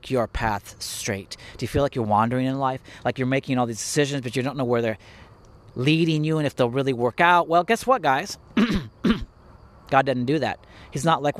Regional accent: Indiana, United States; also born or lived in California; I was born in California, but I grew up in Indiana. So I consider myself an Indiana boy

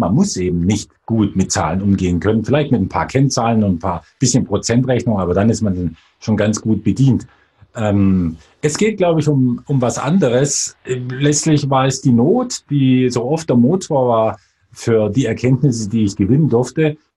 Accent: Bavaria, Germany; also born or lived in Swabia; bin Schwabe tatsächlich, wenn auch eher mich den Bayern zugehörig fühlend, weil ich dort aufgewachsen bin

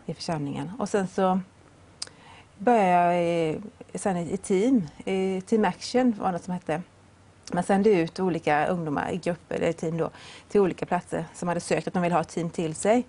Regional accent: Vetlanda, Jönköping County, Sweden; also born or lived in Öland; Jag var på ett möte hemma i Vetlanda

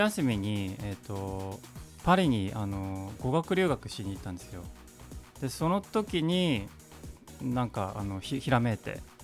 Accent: Yokohama, Kanagawa, Japan; also born or lived in London, United Kingdom; あの育ったの鶴見なんですよ。

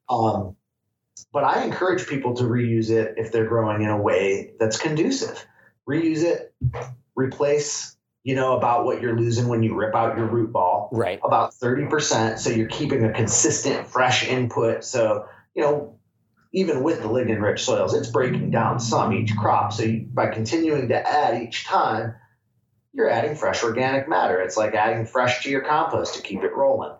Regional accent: Michigan, United States; moved away as an adult; now in Humboldt, United States; I'm from Michigan originally

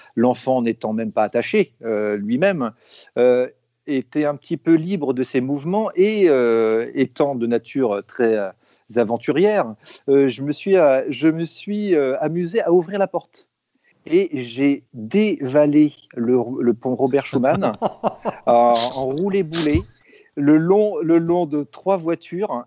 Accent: Rennes, Brittany, France; je suis né à Rennes, à Feu euh, l'Hôtel Dieu.

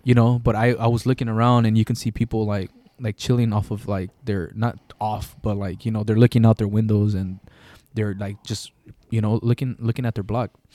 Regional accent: Gardena or Hawthorne, California, United States; I'm not from L A. I'm from Gardena or Hawthorne

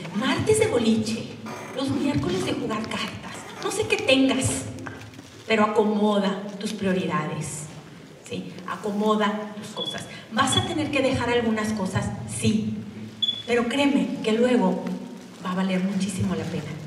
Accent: Durango, Mexico; moved away; also born or lived in Monterrey; Yo soy de Durango y me fui a Monterrey

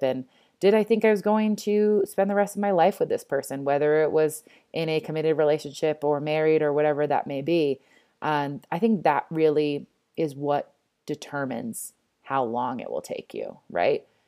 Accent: East Coast, United States; moved away as an adult; now in Denver, United States; I grew up on the East Coast.

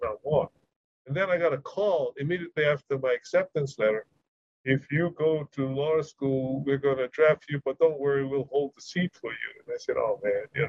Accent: Honokaa, Hawaii, United States; I grew up in a town called Honoka'a, which is halfway between Hilo and Kona

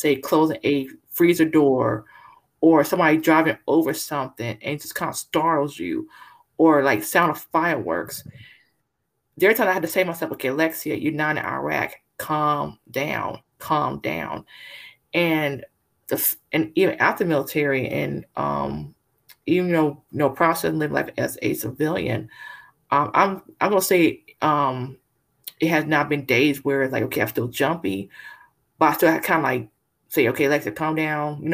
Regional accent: California, United States; now in Texas, United States; I'm originally from California, but currently live in Texas

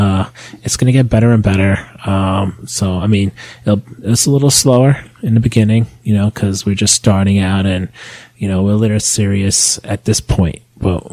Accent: New York, United States; moved away as an adult; now in New Jersey, United States; Yes, we are from New York, and we are currently living in Jersey. And that's where we are. That's our home base. But we'll always be New Yorkers

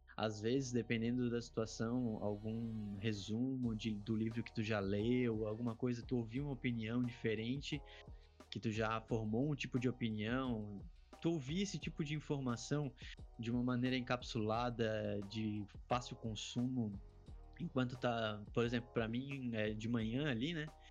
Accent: Florianópolis, Santa Catarina, Brazil; Sou manezinho de Florianópolis

